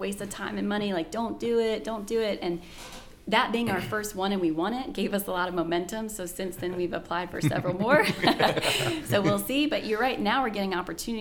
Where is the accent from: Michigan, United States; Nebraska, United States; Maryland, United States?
Maryland, United States; Annapolis; moved away as an adult; also born or lived in Edgewater, Maryland / Baltimore, Maryland / Los Angeles, California; now in Waxhaw, United States; growing up in Annapolis, Maryland was very unique in area and the historic elements, and I just loved it.